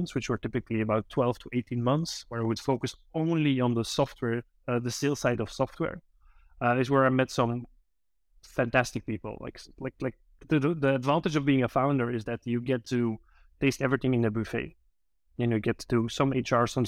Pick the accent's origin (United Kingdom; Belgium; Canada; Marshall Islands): Belgium; I'm from Belgium